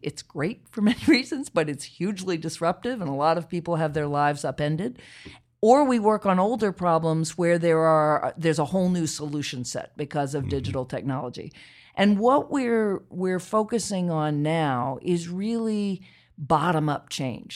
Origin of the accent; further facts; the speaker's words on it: Charlottesville, Virginia, United States; I grew up in Charlottesville, Virginia